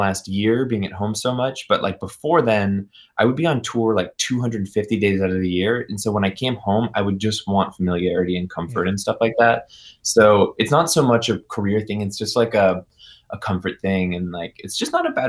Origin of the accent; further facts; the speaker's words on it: Chapel Hill, North Carolina, United States; Right now, I'm actually in LA, but I'm from Chapel Hill, North Carolina